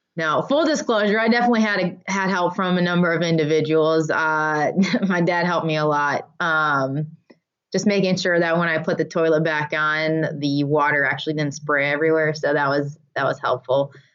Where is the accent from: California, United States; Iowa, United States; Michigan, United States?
Michigan, United States; I grew up in Michigan, and here we call it going up north